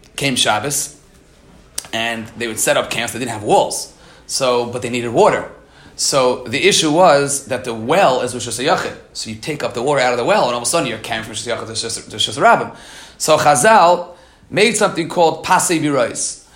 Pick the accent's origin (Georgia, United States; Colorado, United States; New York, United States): New York, United States; New York City; I grew up in Queens